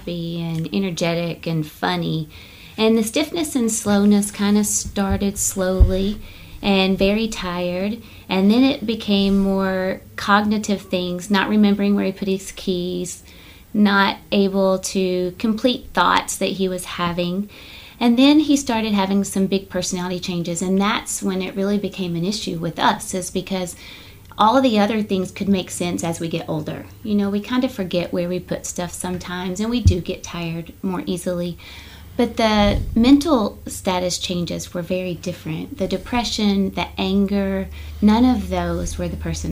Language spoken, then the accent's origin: English; Somerset, Kentucky, United States; I'm from Somerset, Kentucky